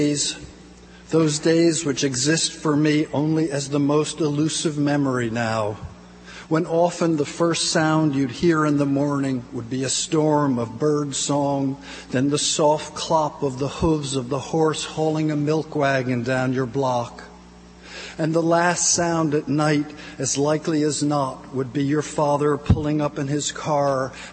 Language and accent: English; New Jersey, United States; I'm from New Jersey